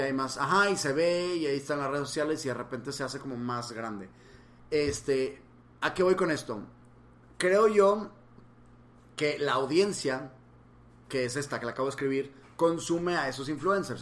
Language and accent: Spanish; Monterrey, Nuevo León, Mexico; moved away as an adult; also born or lived in Mexico City; Yo viví aquí, aquí crecí